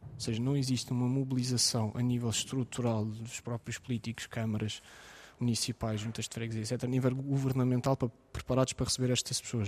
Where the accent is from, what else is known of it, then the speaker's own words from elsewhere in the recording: Ukraine; now in Portugal; como ucraniano